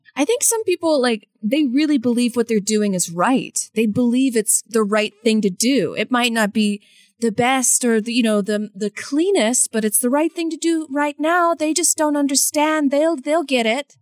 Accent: United States; I'm speaking as an American

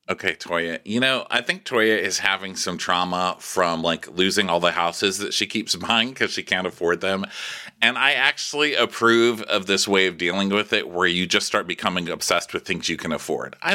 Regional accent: Ghana; Africans do not play when it comes to career. I'm from Ghana.

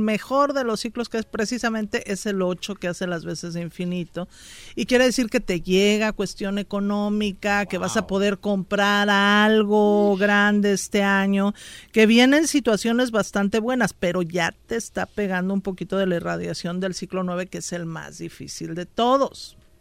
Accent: Mexico City, Mexico; del DF. Mi papá era de Morelos

